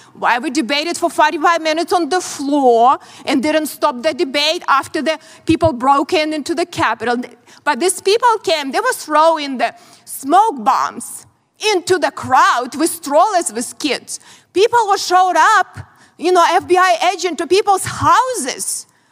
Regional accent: Ukraine; English is a second language; moved away as an adult; now in United States; I grew up in very similar country, Ukraine now

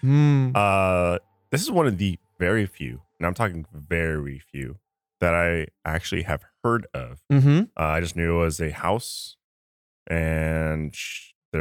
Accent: San Francisco, California, United States; I grew up in San Francisco proper. Not Bay Area. SF.

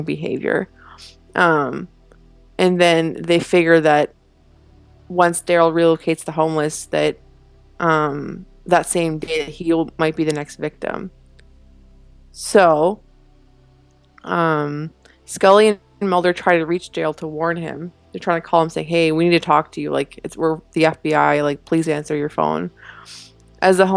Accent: Canada; Being Canadian

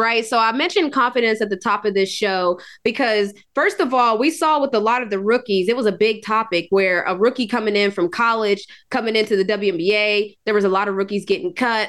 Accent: West Virginia, United States; now in Atlanta, United States; I was born and raised in West Virginia. This is home now.

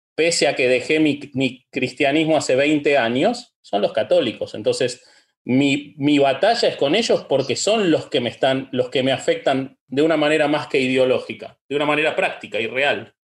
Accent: Argentina

